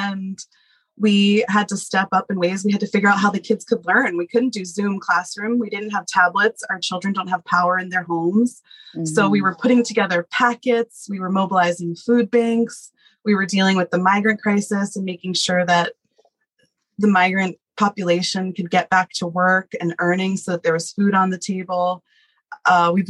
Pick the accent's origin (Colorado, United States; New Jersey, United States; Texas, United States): New Jersey, United States; moved away as an adult; now in Nepal; Born and bred. Yeah, I am from New Jersey. I grew up in the suburbs